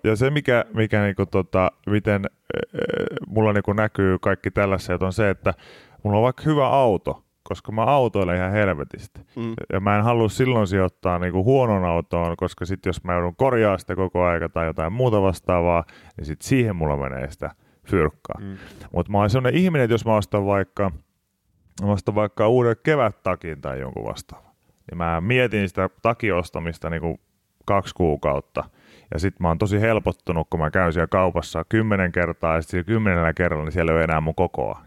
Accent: Pori, Satakunta, Finland; now in Helsinki, Finland; olen Porista kuitenkin kotoisin

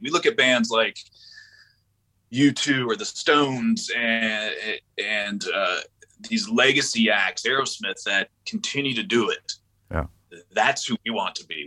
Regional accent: Panama City, Florida, United States; also born or lived in Orlando, Florida / Jacksonville, Florida; I grew up in Panama City, Florida, which is up in the Panhandle, the West area.

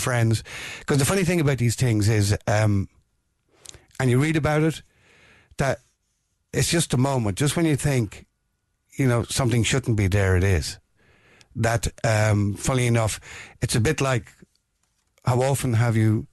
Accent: County Meath, Ireland; moved away as an adult; now in Dublin, Ireland; I'm originally from County Meath, but I've been living in Dublin for the last 50 years

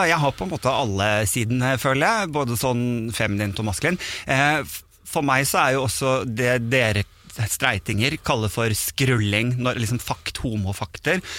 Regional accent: Sandefjord, Vestfold, Norway; also born or lived in Bodø; now in Oslo, Norway; er jo vokst opp i Sandefjord, og så

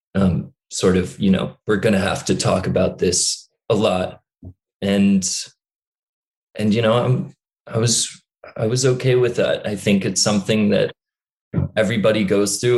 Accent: New York, United States; accent: American; also born or lived in Dublin; I grew up in New York, but a lot of people say I have this kind of Californian stoner accent

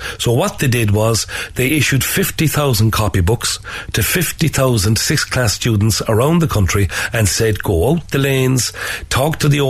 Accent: Ireland

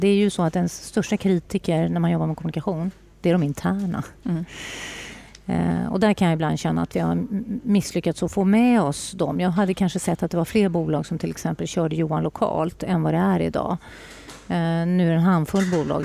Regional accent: northern Bohuslän, Västra Götaland, Sweden; now in Stockholm, Sweden; har jag ett hem i Bohuslän, norra Bohuslän, där jag kommer ifrån

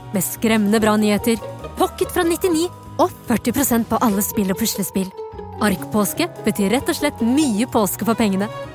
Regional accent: Bergen, Vestland, Norway; Jeg er jo fra Bergen

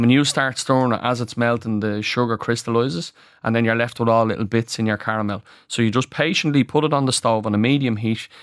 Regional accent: Ireland; as Irish people

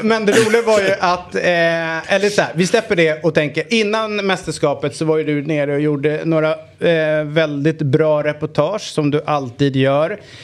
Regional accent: Sweden; also born or lived in Eritrea (ancestry); jag är från Sveriges eh, vagga

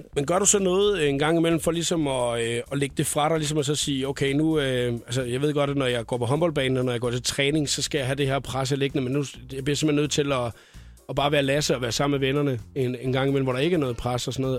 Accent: Skalkendrup, Southern Denmark, Denmark; jeg er fra Skaldendrup. det er 11 km uden for Nyborg.

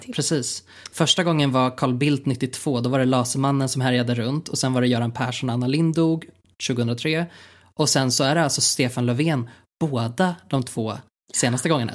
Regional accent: Sweden

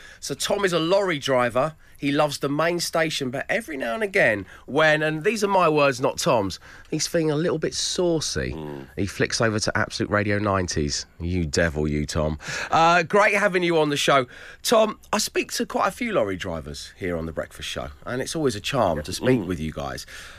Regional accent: Plymouth, South West England, United Kingdom; Good morning, Dave and the team. … from Plymouth.

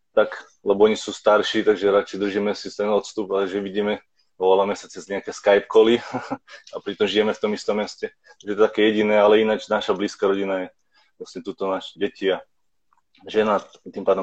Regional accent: Slovakia; now in Vancouver, Canada

